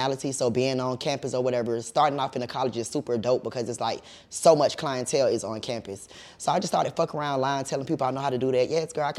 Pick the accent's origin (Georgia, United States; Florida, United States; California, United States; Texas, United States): Florida, United States; Jacksonville; also born or lived in Miami, Florida; I was born in Miami, Florida, but I am a native of Jacksonville, Florida